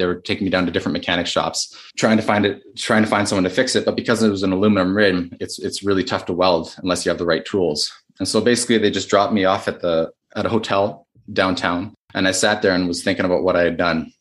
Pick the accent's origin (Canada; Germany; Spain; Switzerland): Canada; I'm Canadian